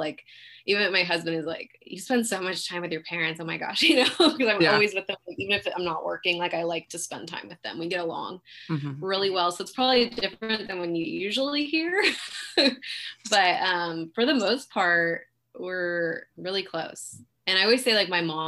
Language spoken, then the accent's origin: English; Pleasanton, California, United States; also born or lived in Fremont, California; now in Dublin, United States; I was born in Fremont, but raised in Pleasanton. Lived here my whole life. Now I live in Dublin.